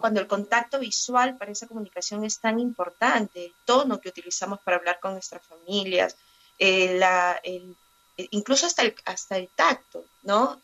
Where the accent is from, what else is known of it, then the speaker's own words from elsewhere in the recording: Peru; yo soy peruana, soy periodista, eh, vivo actualmente en la ciudad de Lima